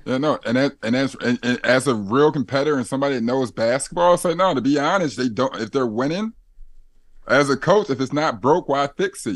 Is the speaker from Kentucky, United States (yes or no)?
no; Philadelphia, Pennsylvania, United States; we're both from Philly